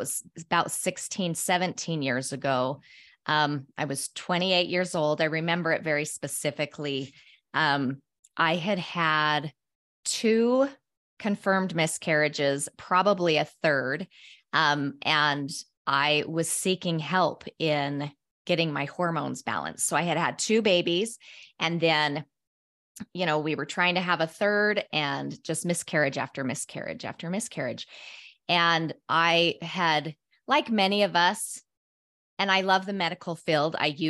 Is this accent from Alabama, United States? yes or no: no; Utah, United States; I grew up in Cache Valley, Utah, just a little town in northern Utah, and loved spending time outside.